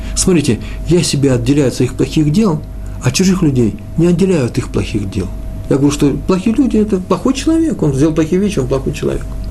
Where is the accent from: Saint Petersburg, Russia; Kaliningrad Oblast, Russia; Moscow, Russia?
Moscow, Russia; moved away; Я из Москвы